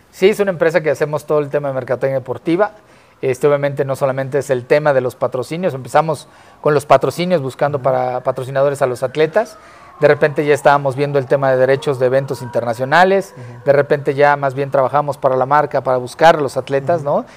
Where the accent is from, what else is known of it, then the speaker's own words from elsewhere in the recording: Tlalnepantla, State of Mexico, Mexico; yo soy de Tlanepantla, está pegadito a Naucalpan